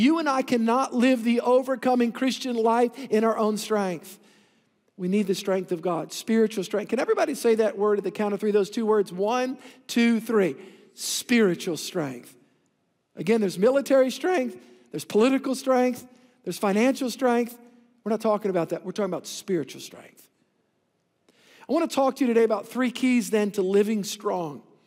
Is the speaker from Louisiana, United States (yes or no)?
yes; New Orleans, Louisiana, United States; I came from the South Shore in the Greater New Orleans region